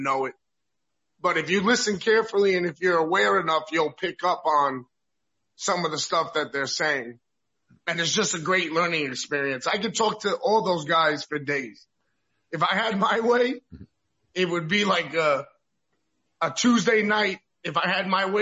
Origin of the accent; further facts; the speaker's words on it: New York, United States; now in Florida, United States; I'm a New Yorker